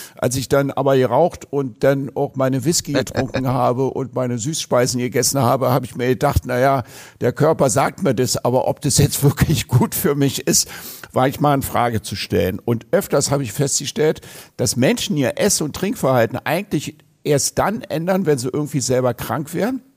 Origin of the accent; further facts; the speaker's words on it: Berlin, Germany; Bei uns in Berlin